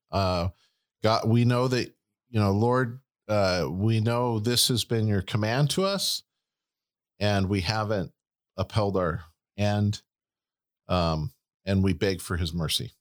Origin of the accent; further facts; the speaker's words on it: United States; we're Americans